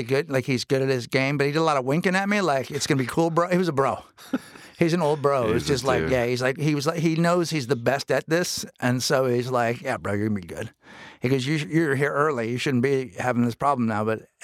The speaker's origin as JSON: {"language": "English", "town": "San Francisco", "region": "California", "country": "United States", "said": "Yeah. No, I'm from San Francisco."}